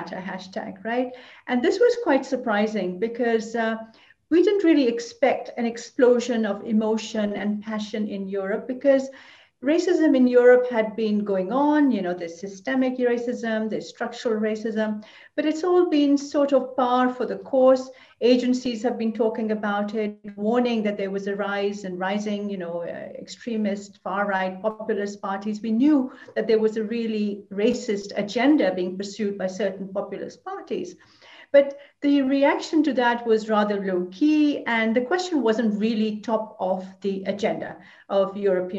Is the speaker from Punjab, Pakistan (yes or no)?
yes; Lahore, Punjab, Pakistan; moved away as an adult; now in Brussels, Belgium; I was born in South Asia, in Lahore, and I've been here for almost 40 years. I came to Brussels